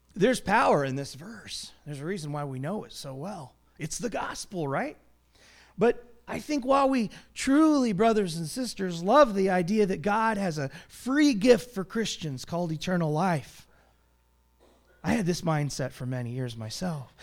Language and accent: English; United States; our history as American citizens